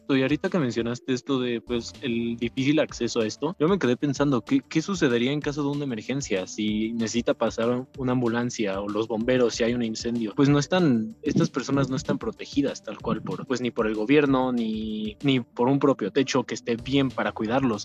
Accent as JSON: {"language": "Spanish", "country": "Mexico"}